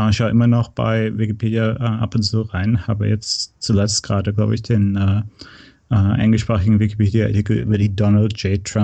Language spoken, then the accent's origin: German; North Rhine-Westphalia, Germany; moved away as an adult; also born or lived in Berlin / San Francisco; now in United States; Ja, ich bin in, äh, in Nordrhein-Westfalen äh, aufgewachsen, in der Nähe von Köln im Oberbergischen Land.